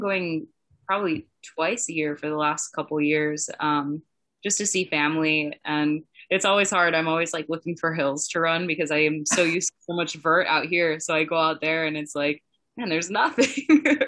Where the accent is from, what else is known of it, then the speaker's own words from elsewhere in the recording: Twin Cities, Minneapolis–St. Paul, Minnesota, United States; moved away as an adult; I grew up in the Twin Cities, like just in the suburbs south of Minneapolis, St. Paul